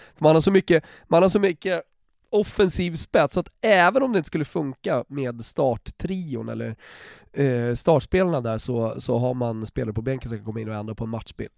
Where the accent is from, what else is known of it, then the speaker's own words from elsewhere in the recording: Sweden; Som svensk